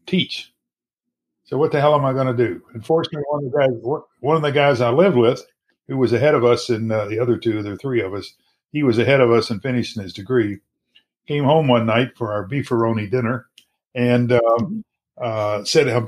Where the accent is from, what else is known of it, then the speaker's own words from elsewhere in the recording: Louisville, Kentucky, United States; also born or lived in Owensboro, Kentucky / Schenectady, New York; I grew up in Louisville, Kentucky, in the West End